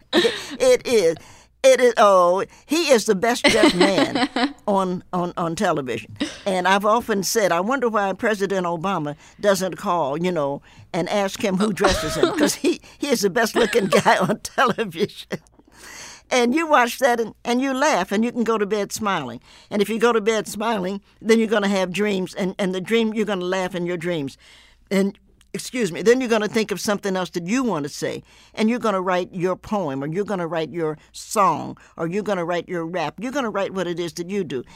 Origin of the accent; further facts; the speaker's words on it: the South, United States; I grew up in the South